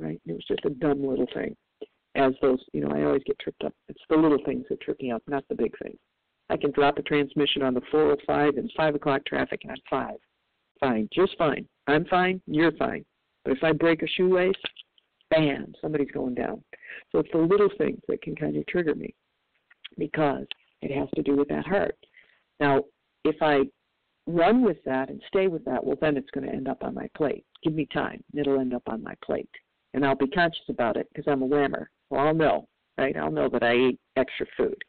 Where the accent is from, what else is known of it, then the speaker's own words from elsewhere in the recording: Michigan, United States; now in California, United States; I'm from Michigan originally